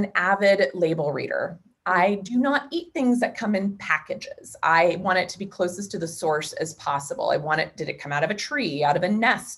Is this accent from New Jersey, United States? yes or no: no; Wichita, Kansas, United States; I was born and raised in Wichita, Kansas.